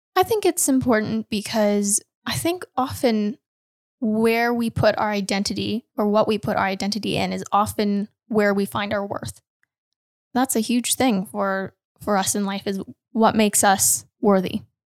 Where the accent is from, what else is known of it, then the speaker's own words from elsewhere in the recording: Canada; Canadian. I'm Canadian.